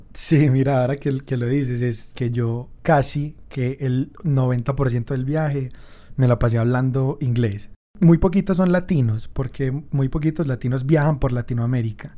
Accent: Medellín, Antioquia, Colombia; soy un fotógrafo de Medellín

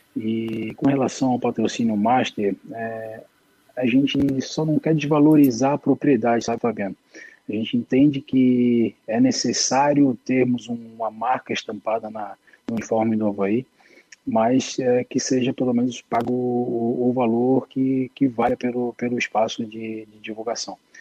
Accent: Florianópolis, Santa Catarina, Brazil; Sou, sou manezinho de Floripa, nascido e criado ali na região de Itacurubi

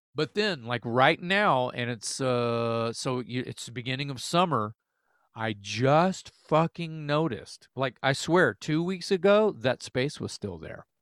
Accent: the South, United States; we're from South

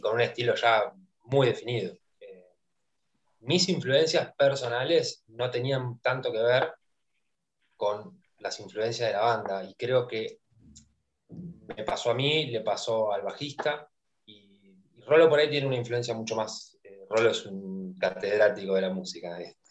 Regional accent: Argentina; lo que nos ha dado eh, lo deportivo como argentinos

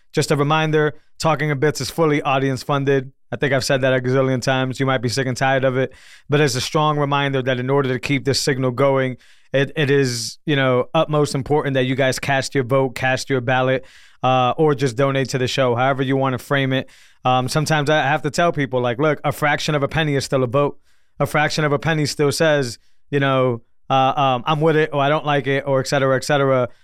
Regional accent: Northeast, United States; I'm from the Northeast

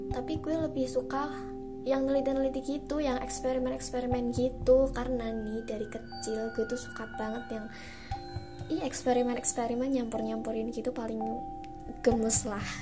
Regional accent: Surakarta, Central Java, Indonesia; dan tuh juga di Solo karena gue ini orang Solo coy

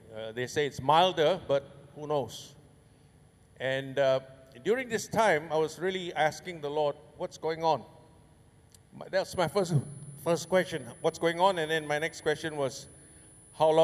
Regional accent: Singapore; My grandpa and my dad came from Banjarmasin, you know, and I was born in Singapore

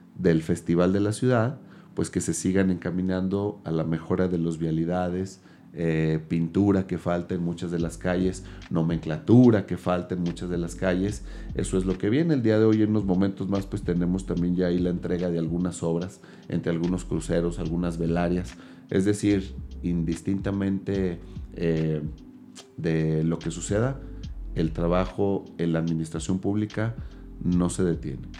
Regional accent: Mexico; nos da una identidad como mexicanos y como mexicanas.

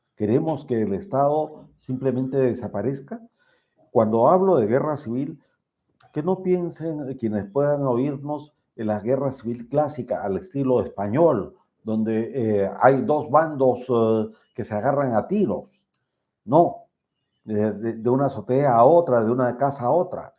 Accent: Peru; como peruano

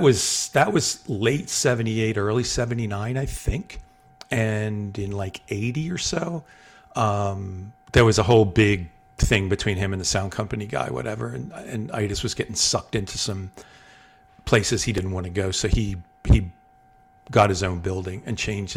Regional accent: Delaware, United States; also born or lived in South Jersey; my formative years, like junior high, high school, all that, I grew up in Delaware

